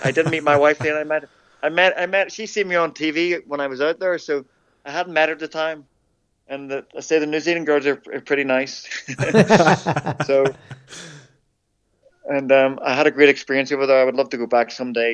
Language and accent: English; Ireland; as an Irishman